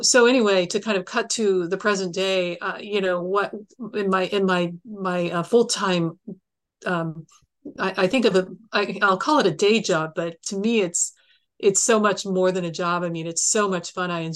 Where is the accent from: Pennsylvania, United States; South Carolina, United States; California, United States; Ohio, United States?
Ohio, United States; Columbus; I was born in Columbus